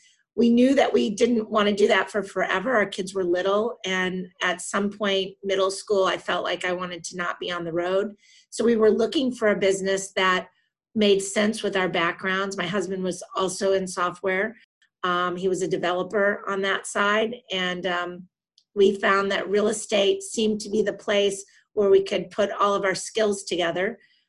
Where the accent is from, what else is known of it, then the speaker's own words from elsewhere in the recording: Midwest, United States; So we came from the Midwest. My family had been vacationing down here since the 80s